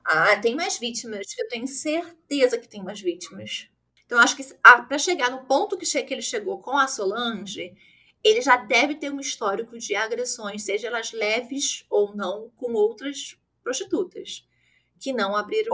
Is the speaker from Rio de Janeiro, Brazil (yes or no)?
yes; Rio de Janeiro, Brazil; eu sou do Rio, como meu sotaque me condena